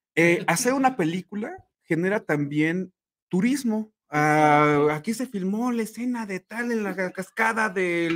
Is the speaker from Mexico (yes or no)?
yes; Mexico; aquí en México